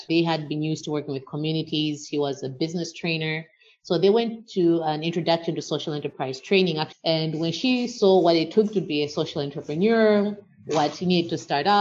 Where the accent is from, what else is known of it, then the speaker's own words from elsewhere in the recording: Malawi; as a Malawian